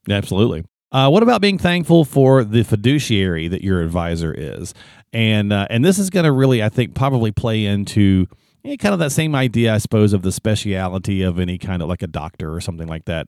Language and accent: English; the South, United States; I'm a Southerner